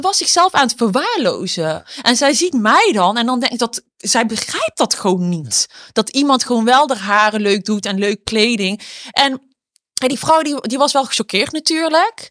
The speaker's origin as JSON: {"language": "Dutch", "town": "Eindhoven", "region": "North Brabant", "country": "Netherlands", "tie": "born or raised there", "said": "ik ben dus opgegroeid in Eindhoven"}